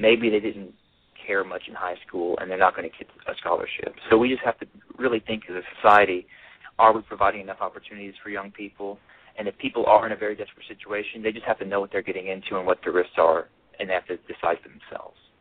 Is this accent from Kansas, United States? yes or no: no; Alabama, United States; my mother's Korean, and I grew up in Alabama